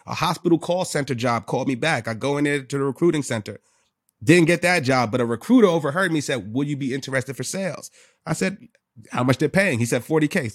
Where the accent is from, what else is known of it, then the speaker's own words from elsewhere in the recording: New York City, New York, United States; I'm from the Bronx.